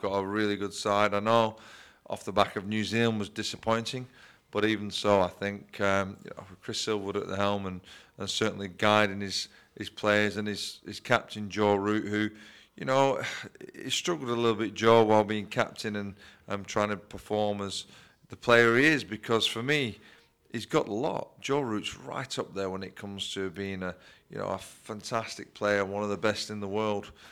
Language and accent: English; Bolton, North West England, United Kingdom; also born or lived in Leigh, Lancashire; I was born in Lee, in Lancashire, um, and I moved to Bolton at a certain early age